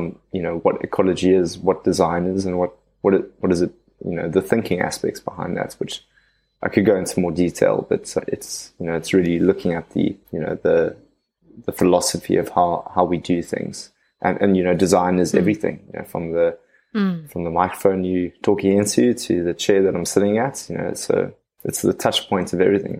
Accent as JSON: {"language": "English", "town": "Cape Town", "region": "Western Cape", "country": "South Africa", "tie": "born or raised there", "said": "born and raised out of Cape Town"}